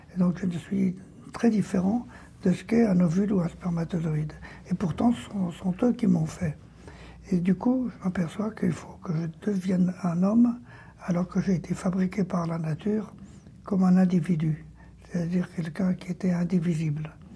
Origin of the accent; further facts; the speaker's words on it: France; chez moi, en France